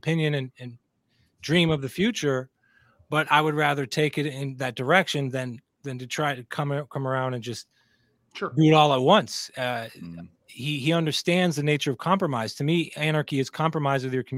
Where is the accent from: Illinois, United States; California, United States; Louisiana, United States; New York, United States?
California, United States; also born or lived in Texas / Pennsylvania; I'm from California